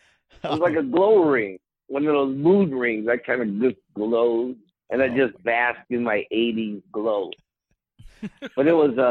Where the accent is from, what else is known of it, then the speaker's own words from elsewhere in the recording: Chicago, Illinois, United States; I said, I'm from Chicago.